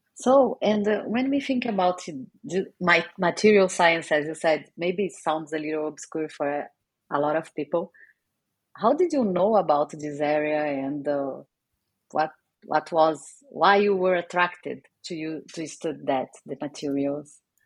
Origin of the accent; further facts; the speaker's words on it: Brazil; moved away; also born or lived in England; I'm from Brazil